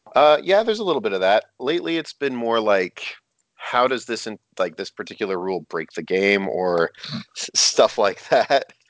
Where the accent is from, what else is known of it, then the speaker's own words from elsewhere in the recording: Canada; I am Canadian